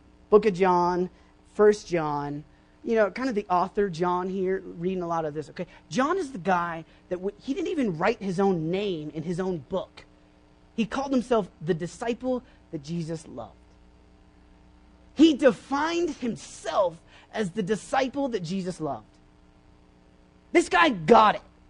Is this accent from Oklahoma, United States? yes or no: yes; Oklahoma, United States; I grew up in Oklahoma